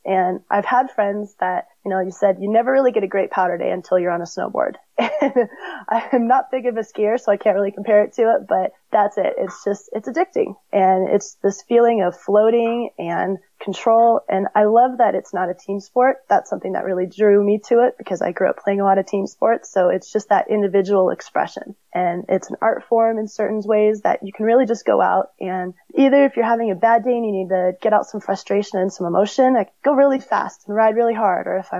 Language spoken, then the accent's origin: English; California, United States; In California, yep. So I grew up near Big Bear.